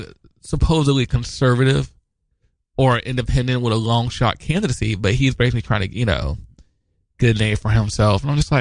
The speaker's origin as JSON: {"language": "English", "region": "Midwest", "country": "United States", "moved": "yes", "lives_now": "New York, United States", "said": "we're from the Midwest, and you know, we're close to the South there."}